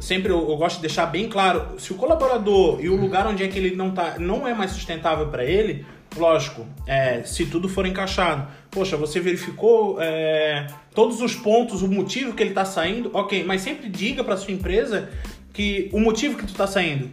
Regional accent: Florianópolis, Santa Catarina, Brazil; moved away as an adult; eu sou de Florianópolis

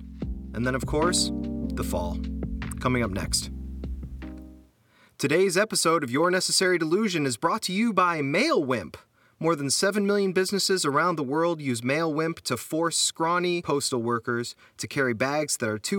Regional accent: Cleveland, Ohio, United States; I'm from Cleveland, Ohio

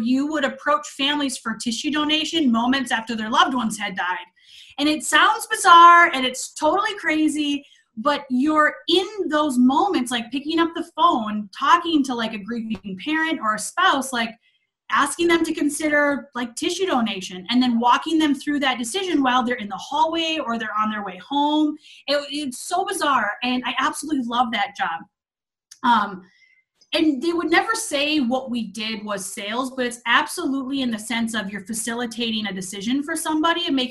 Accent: Minnesota, United States; moved away as an adult; I'm actually from Minnesota. I lived there my whole life

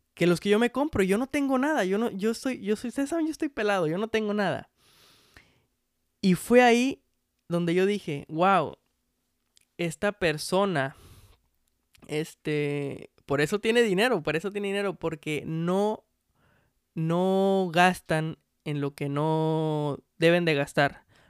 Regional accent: Mexico

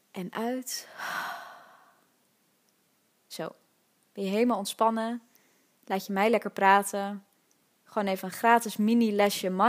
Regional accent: Amsterdam, North Holland, Netherlands; ik ben geboren in Amsterdam-West, in Nieuw-West, om precies te zijn, in het Slotenvaartziekenhuis. En ik heb ook eigenlijk mijn hele leven in die buurt gewoond.

